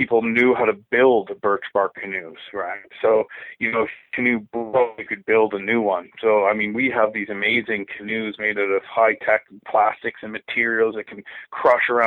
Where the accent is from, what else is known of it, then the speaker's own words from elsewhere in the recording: Ontario, Canada; close to where I grew up in Ontario